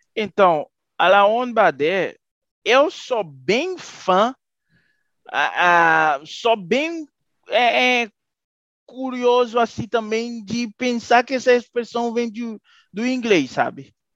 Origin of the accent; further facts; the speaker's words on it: Haiti; moved away as an adult; Sou haitiano mesmo